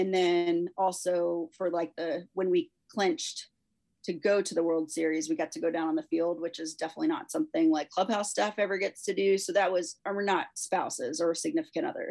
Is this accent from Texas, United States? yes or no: yes; Texas, United States; I grew up in Texas.